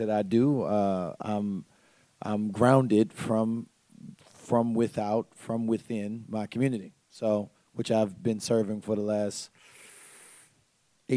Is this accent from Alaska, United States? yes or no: no; Tampa, Florida, United States; I'm from Tampa, Florida